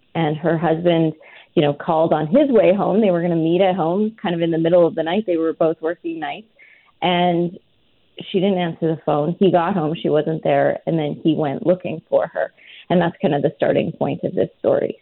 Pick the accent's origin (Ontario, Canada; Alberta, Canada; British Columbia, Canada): Alberta, Canada; rural; I'm from a really small farming community in rural Alberta